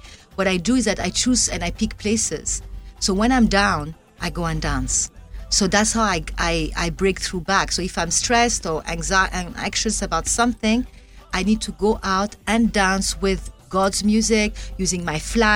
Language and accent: English; Ouagadougou, Centre, Burkina Faso; I was born in Ouagadougou